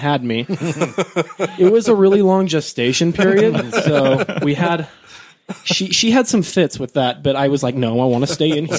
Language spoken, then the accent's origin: English; Kearns, Utah, United States; now in Riverton, United States; And then I grew up in Kearns. We had a little bit more money because they'd got a little bit better jobs and they'd saved up for a long time. And so then we moved to Riverton